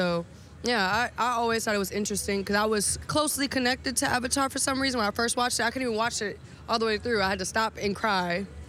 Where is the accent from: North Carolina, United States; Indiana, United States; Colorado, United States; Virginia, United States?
Virginia, United States; also born or lived in Puerto Rico; Yeah, I was born in Puerto Rico and then like my parents were military, so I moved around a lot. But ended up in Virginia and that's kind of what made me who I am.